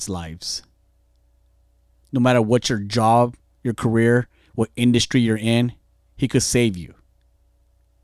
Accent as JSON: {"language": "English", "town": "Fontana", "region": "California", "country": "United States", "tie": "born or raised there", "said": "I grew up in gangs in Fontana"}